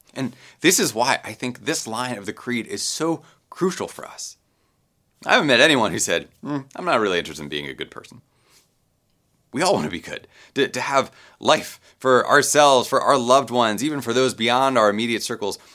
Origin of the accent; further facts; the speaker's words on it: Baltimore, Maryland, United States; I grew up Roman Catholic in Baltimore